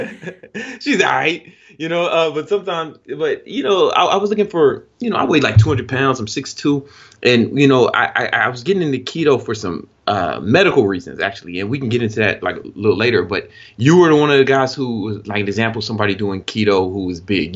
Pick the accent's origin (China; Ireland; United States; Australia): United States; Chicago, Illinois; I'm from the south side of Chicago, and it's a very, very rough area.